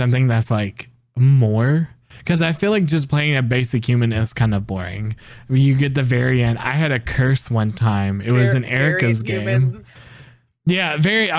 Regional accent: the South, United States; we're down in the South

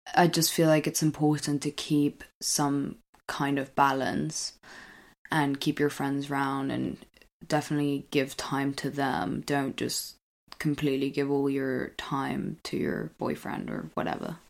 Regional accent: England, United Kingdom; accent: English; if I didn't have an English accent

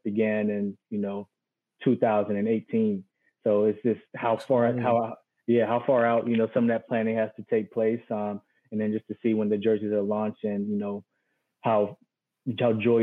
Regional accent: North Carolina, United States; moved away; my hometown state

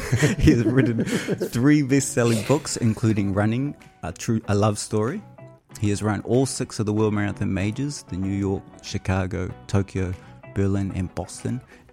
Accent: Whangarei, Northland, New Zealand; My growing up in Whangarei, the Edge was kind of like the radio station of the regions.

